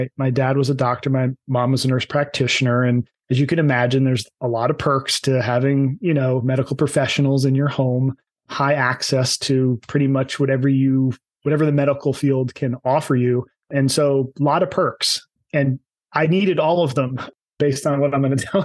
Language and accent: English; New Jersey, United States; I'm from New Jersey, so I can say this. I was a Jersey meathead